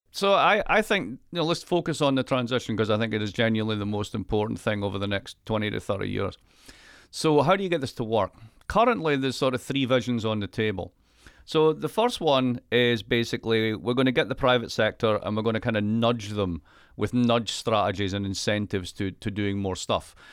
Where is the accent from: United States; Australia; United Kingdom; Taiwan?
United Kingdom; Scotland; I'm Scottish